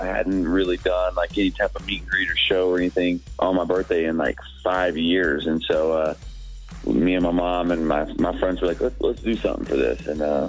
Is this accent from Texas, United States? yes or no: yes; Alvarado, Texas, United States; also born or lived in Abilene, Texas; I'm from a small town called Alvarado, Texas. We got 3,000 people in my hometown.